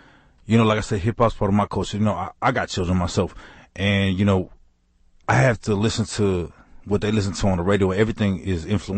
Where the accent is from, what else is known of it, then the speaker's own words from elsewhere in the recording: New York City, New York, United States; moved away; I'm from Queens, New York, by the way. So hip hop is a part of my culture.